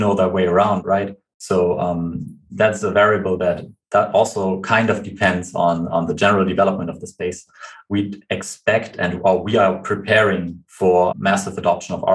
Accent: Germany; we are from Germany

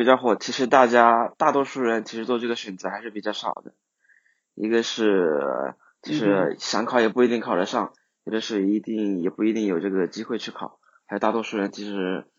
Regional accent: Hunan, China; 我来自湖南，

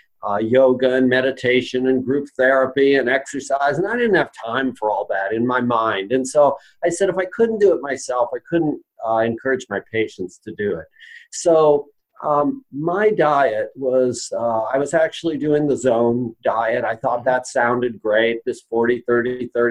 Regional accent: Roseburg, Oregon, United States; I started a lifestyle medicine practice in my hometown of Roseburg, Oregon

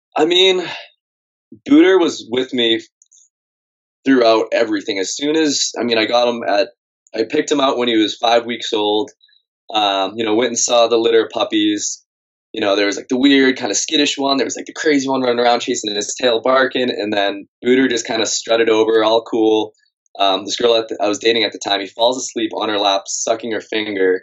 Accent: Massachusetts, United States; moved away as an adult; I grew up in Massachusetts

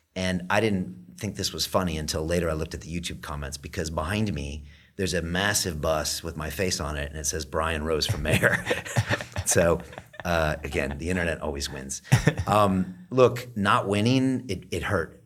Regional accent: United States; now in London, United Kingdom; I'm from America

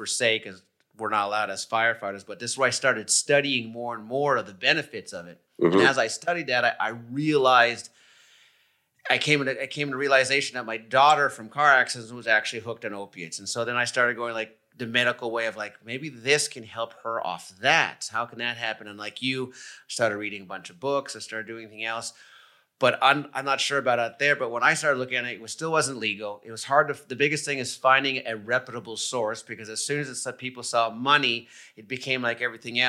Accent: Montreal, Quebec, Canada; moved away; I'm originally from Canada. I'm from Montreal

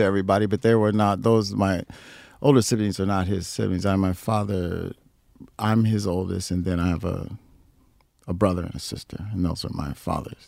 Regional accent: Chicago, Illinois, United States; also born or lived in Rock Island, Illinois / East St. Louis, Illinois; I was born in Rock Island, but I grew up in South Side, Chicago

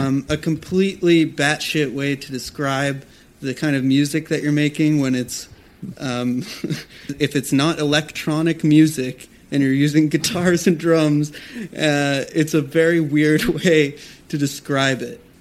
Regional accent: Los Angeles area, Southern California, United States; also born or lived in New York City; now in Malibu, United States; We both grew up in Southern California, in Los Angeles, outside of Los Angeles, all around

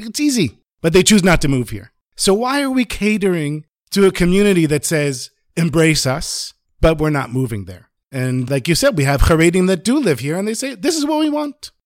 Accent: Miami Beach, Florida, United States; I grew up in Miami Beach

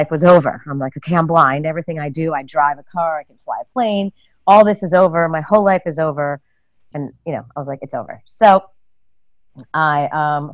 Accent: New York City, New York, United States; moved away as an adult; also born or lived in rural Massachusetts; I'm originally from New York City

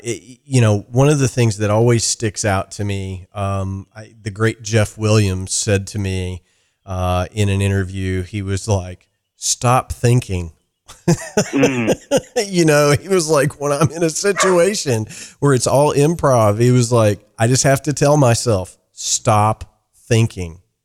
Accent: Ireland; I'm an Irish guy

